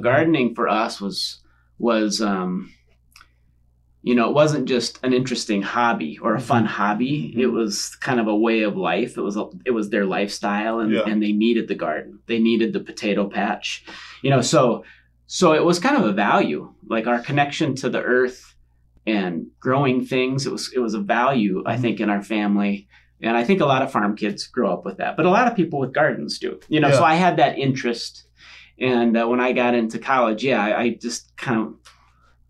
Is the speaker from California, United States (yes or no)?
no; 30 miles south of Sioux Falls, South Dakota, United States; So I'm a farm kid. I grew up 30 miles south of Sioux Falls.